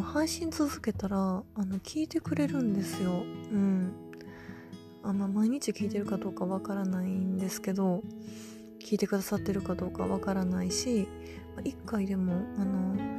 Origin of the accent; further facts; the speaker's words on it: Kansai, Japan; 関西人、関西人やからなんかもしれないんですけど